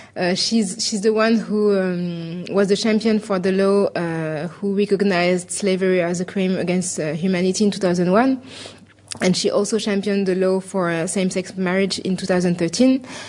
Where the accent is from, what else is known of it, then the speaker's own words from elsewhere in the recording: Paris, Île-de-France, France; I said that I was French and I was from Paris